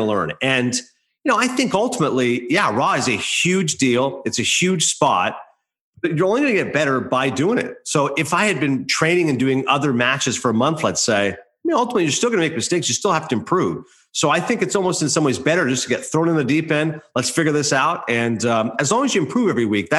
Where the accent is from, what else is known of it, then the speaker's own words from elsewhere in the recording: Canada; moved away; I do weekly radio hits back home. I'm Canadian, so I do it in Toronto and Calgary and Vancouver.